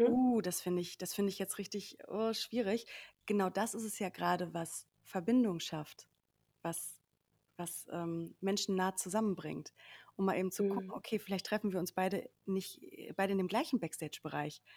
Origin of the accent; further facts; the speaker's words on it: Sauerland, North Rhine-Westphalia, Germany; moved away as an adult; also born or lived in Cologne; now in Berlin, Germany; ursprünglich bin ich aufgewachsen im Sauerland